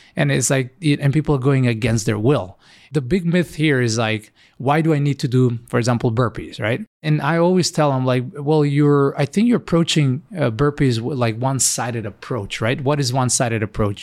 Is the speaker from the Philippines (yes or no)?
no; North Macedonia; moved away as an adult; also born or lived in Ohio; now in United States; Originally, I come from Macedonia, which is a really small country, far, far away. Moved in America 11 years ago.